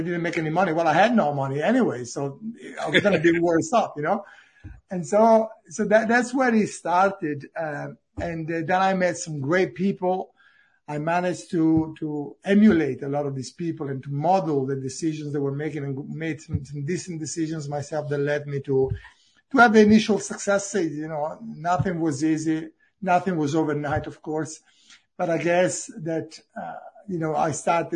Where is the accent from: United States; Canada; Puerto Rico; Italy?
Italy; English is a second language; moved away as an adult; now in Cambridge, United Kingdom